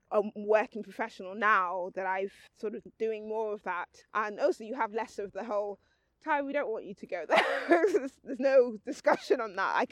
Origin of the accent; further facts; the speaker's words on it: London, United Kingdom; also born or lived in Dublin; I did grow up partially in London. I've had quite a, a moving around kind of life not massively compared to others, but I was born in London. Yes. Um, lived in Dublin.